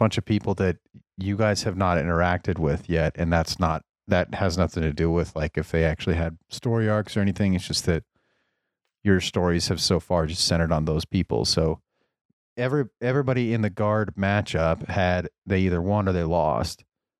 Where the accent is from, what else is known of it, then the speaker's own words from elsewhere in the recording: the South, United States; Okay. I'm from the South.